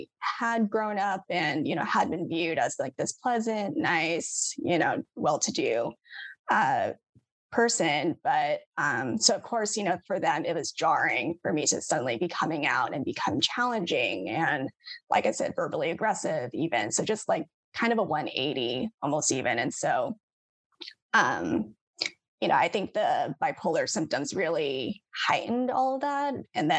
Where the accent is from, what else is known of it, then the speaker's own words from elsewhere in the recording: United States; me being Asian American